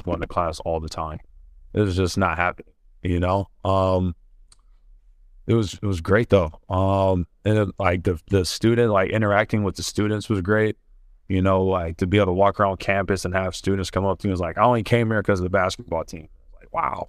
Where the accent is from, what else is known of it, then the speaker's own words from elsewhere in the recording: Ohio, United States; moved away as an adult; I'm from Ohio